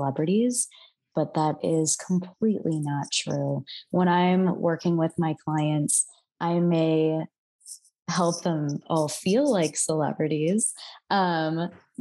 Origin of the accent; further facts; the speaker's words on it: Midwest, United States; now in San Francisco Bay Area, United States; And I grew up in the Midwest